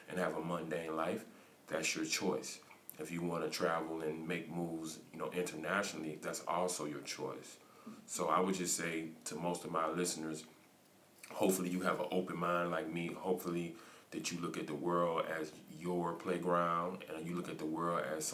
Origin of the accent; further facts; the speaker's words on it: United States; moved away as an adult; I'm from the United States of America.